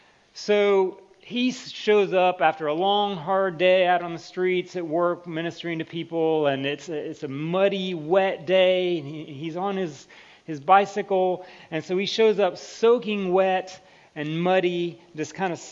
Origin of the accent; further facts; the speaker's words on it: United States; was from the United States because you wouldn't be able to tell from my accent otherwise. Yeah, so I get Canada a lot.